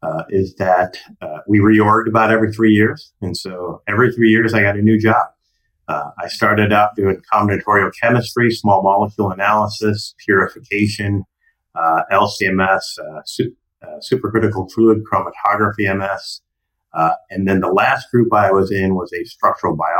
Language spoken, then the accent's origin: English; outside Chicago, Illinois, United States; moved away as an adult; also born or lived in Oregon / Delaware / San Diego; I was born in Oregon, went to high school outside Chicago